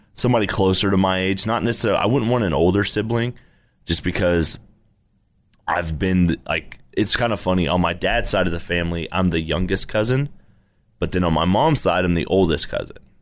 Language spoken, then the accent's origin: English; Irving, Texas, United States; also born or lived in Abilene / Arlington; I grew up in Irving